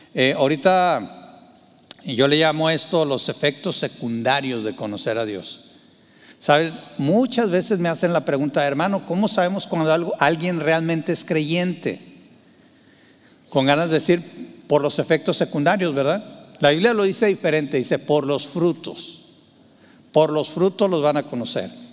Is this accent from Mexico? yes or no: yes; Torreón, Coahuila, Mexico; Yo, yo nací en Torreón, Coahuila, Tierra Santa y Divina